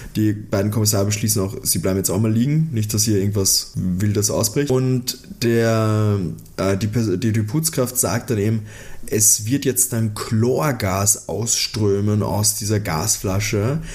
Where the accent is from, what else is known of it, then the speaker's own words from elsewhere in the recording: Austria; als Österreicher, der mit so einer Musik aufgewachsen ist